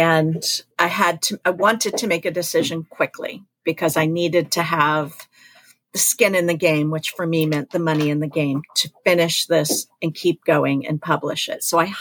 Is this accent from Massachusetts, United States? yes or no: yes; Mattapoisett, Massachusetts, United States; that's Mattapoisett. That's my hometown